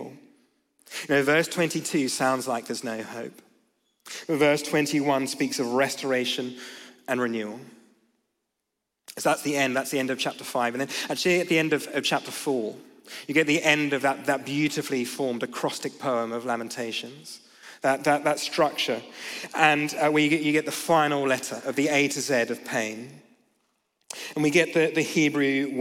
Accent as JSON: {"language": "English", "country": "Australia", "said": "I'm from Australia"}